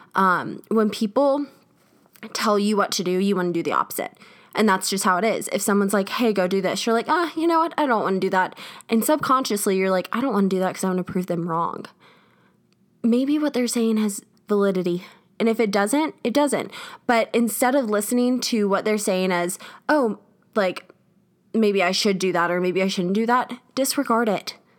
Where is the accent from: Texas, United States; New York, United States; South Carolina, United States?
South Carolina, United States; moved away as an adult; now in Colorado, United States; I'm from South Carolina